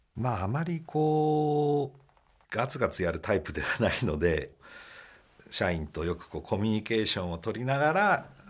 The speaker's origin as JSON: {"language": "Japanese", "town": "Tatebayashi", "region": "Gunma", "country": "Japan", "tie": "born or raised there", "said": "中学まで館林で親と一緒にいたんですけど、まあ、高校から"}